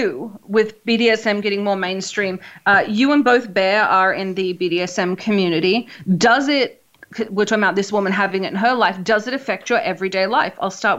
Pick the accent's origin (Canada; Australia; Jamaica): Australia; I grew up in Australia.